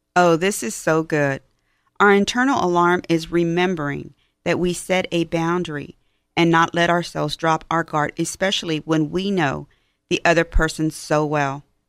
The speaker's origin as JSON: {"language": "English", "town": "Houston", "region": "Texas", "country": "United States", "said": "I am from Houston"}